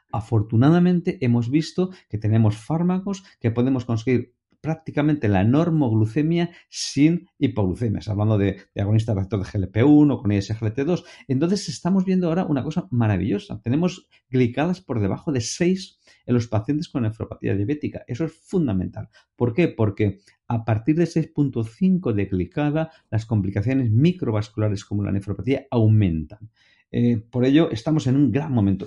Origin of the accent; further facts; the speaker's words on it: Valencia, Valencian Community, Spain; en Valencia, en mi tierra, cuando somos muy jovencitos, muy pequeñitos, de niños, ya nos ponen a estudiar música